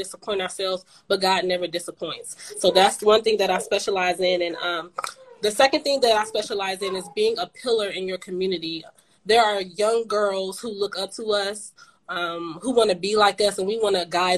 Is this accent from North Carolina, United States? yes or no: yes; Charlotte, North Carolina, United States; now in Raleigh, United States; I am from Charlotte, North Carolina, but I currently live in Raleigh.